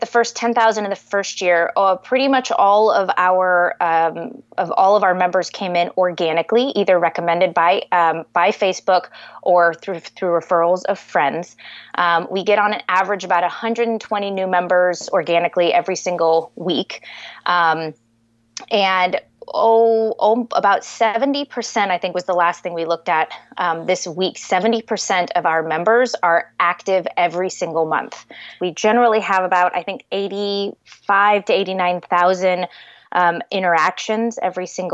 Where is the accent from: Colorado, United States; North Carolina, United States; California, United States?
California, United States; Southern; moved away as an adult; also born or lived in Columbus, Ohio; I'm from Southern California. My parents are native to San Diego